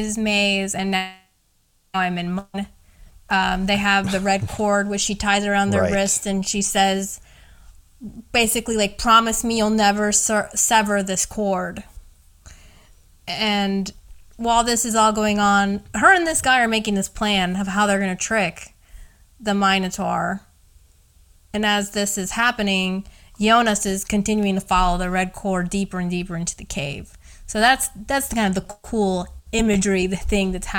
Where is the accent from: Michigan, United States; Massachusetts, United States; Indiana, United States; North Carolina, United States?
Indiana, United States; my hometown or like Indiana